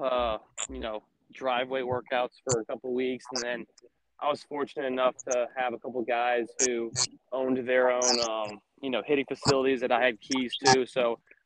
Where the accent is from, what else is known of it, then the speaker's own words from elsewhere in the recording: Atlanta, Georgia, United States; also born or lived in Chicago, Illinois; I was born in Atlanta, Georgia. Lived there my entire life, except for the 4 years I spent up in college at Northwestern University in Chicago